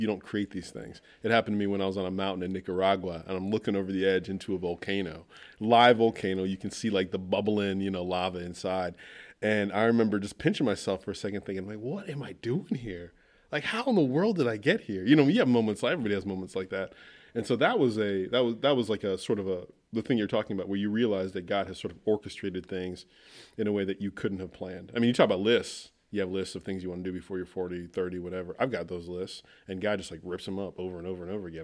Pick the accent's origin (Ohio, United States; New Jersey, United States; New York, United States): Ohio, United States; Wooster; plant a church in my hometown